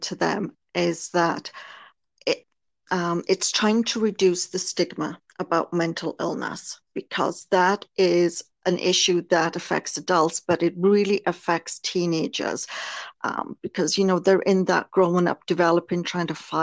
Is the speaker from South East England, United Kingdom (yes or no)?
no; Wales, United Kingdom; moved away as an adult; now in Canada; Originally, I was born in Wales in the United Kingdom, became a nurse. My childhood there was actually extremely abusive